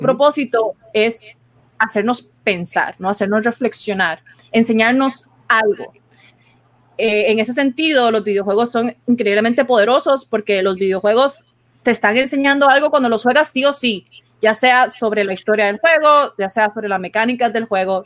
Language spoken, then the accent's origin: Spanish; Puerto Rico